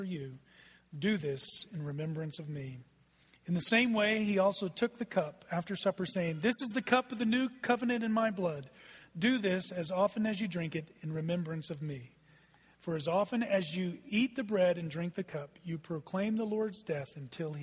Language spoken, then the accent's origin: English; Texas, United States; also born or lived in Oklahoma; I just said ain't from the pulpit, because I'm from Texas